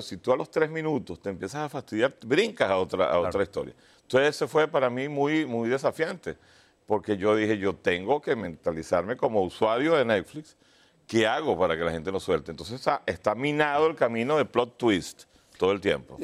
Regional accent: Venezuela; yo soy venezolano

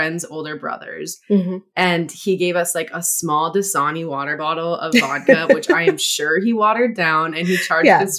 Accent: Hawaii, United States; also born or lived in Los Angeles; now in Seattle, United States; I grew up in Hawaii

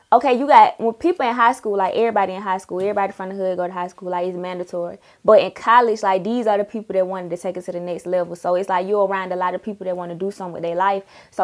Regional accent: Atlanta, Georgia, United States; I'm from Zone 3.

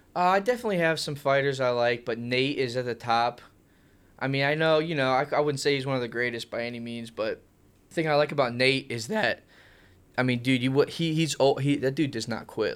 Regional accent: Ohio, United States; I enjoyed growing up here. Uh, I went to Jackson High School, which is kinda close to Canton area.

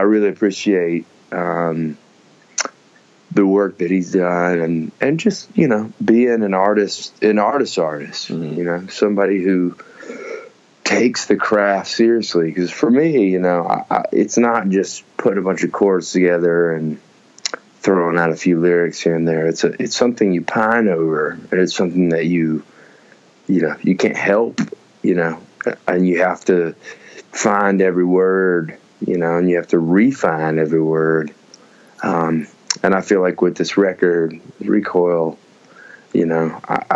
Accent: Birmingham, Alabama, United States; growing up in Birmingham and being an Alabamian

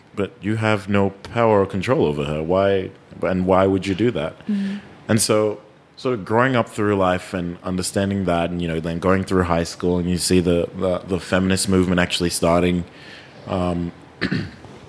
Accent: Australia; I'm from Australia

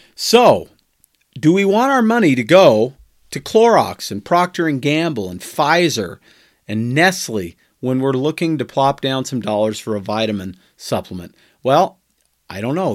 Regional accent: United States

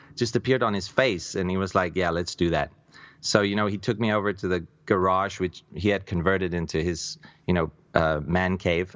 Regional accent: South Africa; I'm a South African by birth

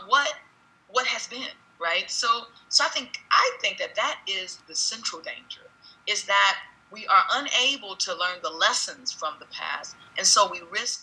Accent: United States; who we are as an American nation

